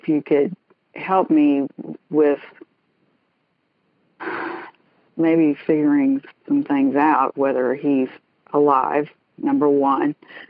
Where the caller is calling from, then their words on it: Dallas, Texas, United States; Dallas, Texas.